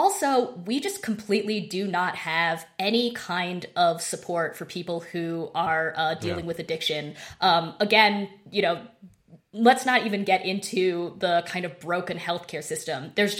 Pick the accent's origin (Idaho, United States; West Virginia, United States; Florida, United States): Idaho, United States; Yeah, I'm from Idaho.